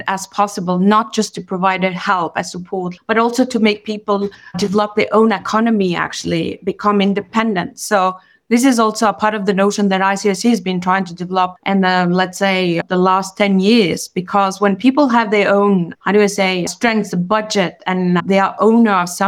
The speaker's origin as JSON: {"language": "English", "country": "Kosovo", "moved": "as an adult", "lives_now": "Geneva, Switzerland", "said": "I'm from Kosovo and I've been myself a refugee. So I landed in Switzerland in 92. I was in the class, I was 18 years old"}